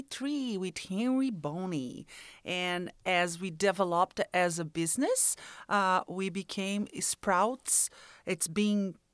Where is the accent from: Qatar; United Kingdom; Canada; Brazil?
Brazil; English is a second language; moved away as an adult; now in United States; I was born in Brazil, moved to the United States in 1999.